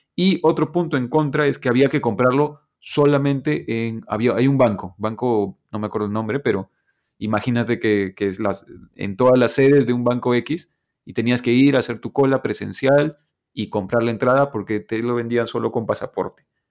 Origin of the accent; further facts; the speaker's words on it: Peru; soy peruano